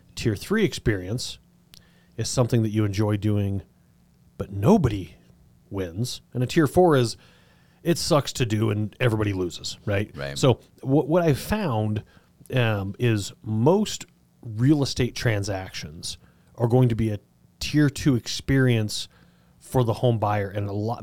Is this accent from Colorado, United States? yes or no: yes; Southern Colorado, United States; I grew up in Southern Colorado